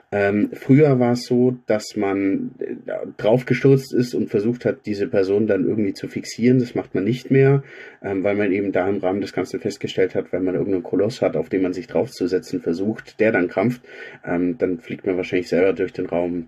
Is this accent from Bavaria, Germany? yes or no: yes; Augsburg, Bavaria, Germany; Ich bin gebürtiger Augsburger